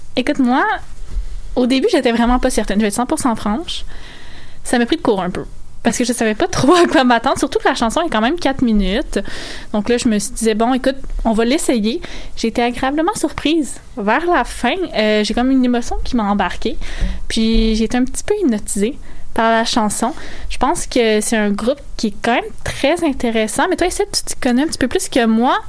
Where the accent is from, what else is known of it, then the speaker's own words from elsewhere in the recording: Saguenay, Quebec, Canada; On vient du Saguenay